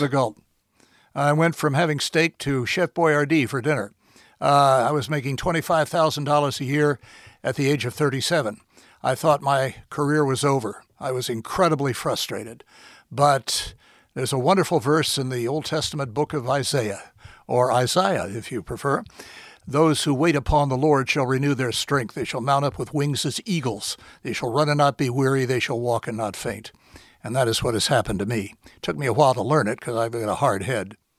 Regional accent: Washington, District of Columbia, United States; moved away as an adult; also born or lived in Houston / New York; now in Florida, United States; I was born in Washington. I've spent most of my professional life there

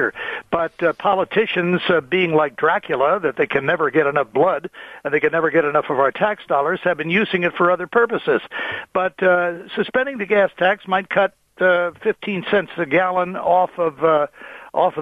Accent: Washington, District of Columbia, United States; now in Florida, United States; my home state is in the District of Columbia, where I was born

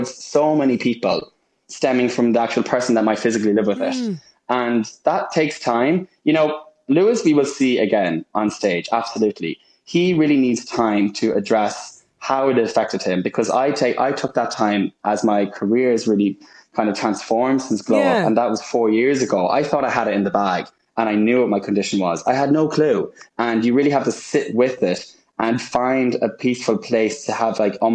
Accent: Ireland; now in United Kingdom; I am Irish through and through and so proud to be from Ireland

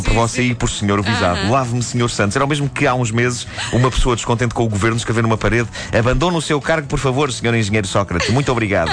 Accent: Lisbon, Portugal; nos bairros de Benfica, onde cresci

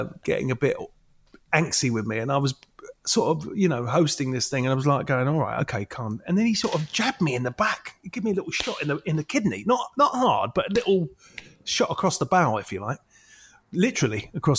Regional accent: London, United Kingdom; I'm from London. I talk like this because I'm from London.

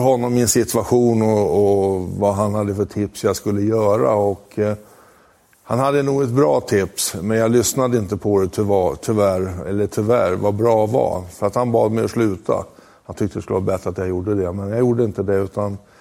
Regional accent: Huddinge, Stockholm County, Sweden; also born or lived in Italy; Jag är en vanlig Stockholmskille. Jag kommer från Huddinge.

